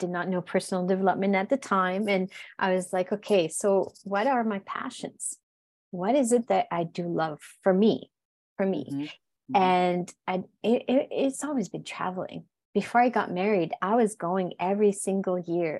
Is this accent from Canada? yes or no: yes; New Brunswick, Canada; first language French; English is a second language; moved away; My accent, I'm originally from New Brunswick, which is, New Brunswick is bilingual in Canada, literally governmentally, like literally bilingual. However, where I come from is fully French. And I grew up in the border of United States, state of Maine, and the province of Quebec.